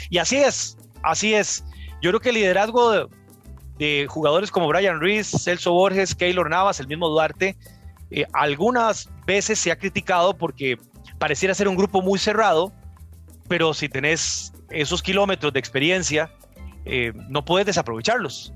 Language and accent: Spanish; Costa Rica; desde el lado costarricense